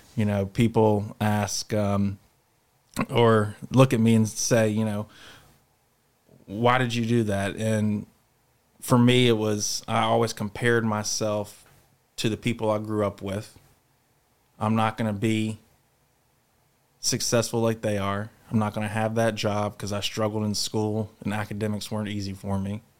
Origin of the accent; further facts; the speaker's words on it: Charlotte, North Carolina, United States; I'm from Charlotte, North Carolina